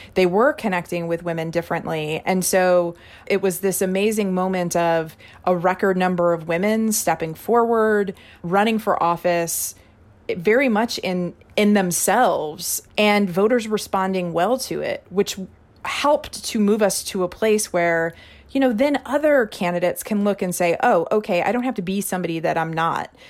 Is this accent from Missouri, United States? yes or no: yes; Missouri, United States; Missouri is my home state.